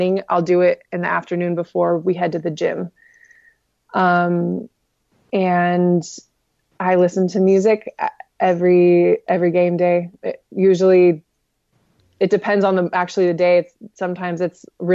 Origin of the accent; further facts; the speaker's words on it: Bonsall, California, United States; I'm actually from Bonzel. I'm from Bonzel